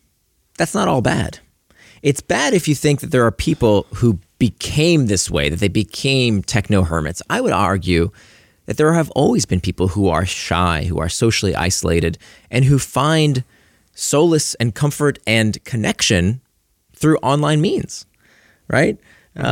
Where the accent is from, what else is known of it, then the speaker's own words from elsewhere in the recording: Florida, United States; Like, I grew up in Central Florida, very conservative part of the country.